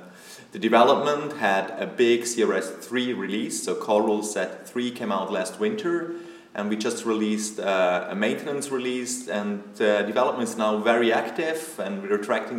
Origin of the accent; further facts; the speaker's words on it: Switzerland; from Switzerland.